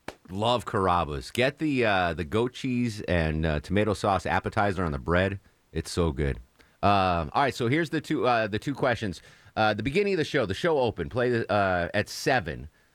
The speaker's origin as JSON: {"language": "English", "region": "Connecticut", "country": "United States", "tie": "born or raised there", "lives_now": "Atlanta, United States", "said": "I am from New England originally."}